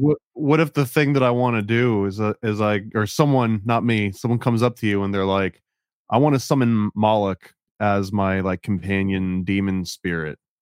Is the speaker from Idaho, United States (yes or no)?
no; Oneonta, New York, United States; I grew up in Oneana, which was a little bit south of Cooperstown